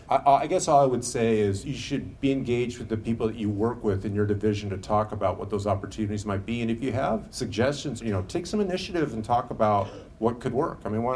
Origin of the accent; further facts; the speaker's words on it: Seattle, Washington, United States; I got off the plane a couple of days ago. It was 28. That was shocking to me. I'm from Seattle.